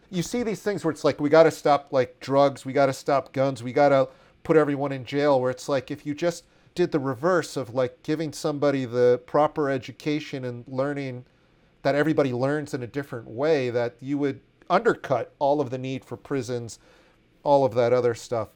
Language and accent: English; Washington, District of Columbia, United States; growing up in Washington, D C in the eighties